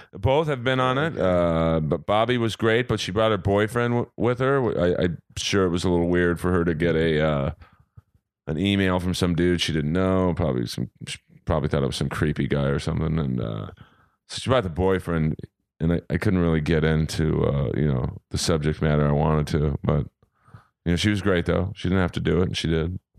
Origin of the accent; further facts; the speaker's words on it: Los Angeles, California, United States; I grew up in Bel Air